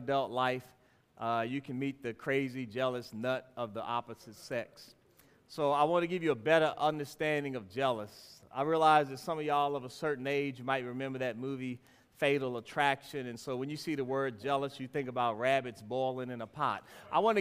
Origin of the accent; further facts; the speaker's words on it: Washington, District of Columbia, United States; When I was a little boy, we would have the offering time and people would give their money. And I was growing up in Washington, D.C